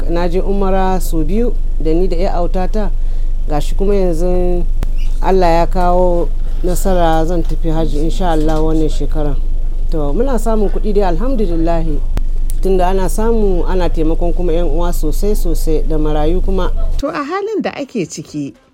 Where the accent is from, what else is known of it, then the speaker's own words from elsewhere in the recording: Katsina, Nigeria; now in London, United Kingdom; Ni 'yar Katsina ce, amma yanzu na zaune a London bakin market